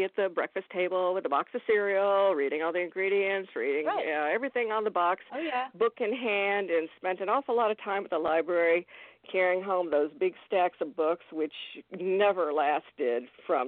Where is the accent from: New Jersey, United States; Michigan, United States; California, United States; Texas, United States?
Texas, United States; moved away as an adult; now in South Florida, United States; I will always be a native Texan